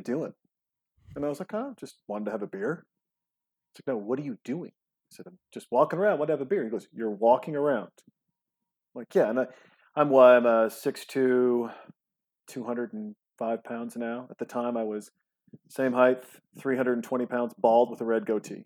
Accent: Montana, United States; also born or lived in Los Angeles; now in Austin, United States; I'm from Montana and we're here in Austin, Texas

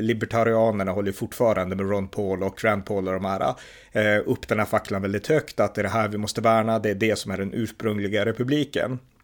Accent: Sweden; vi svenskar är fostrade i att tro att vapen är dåligt

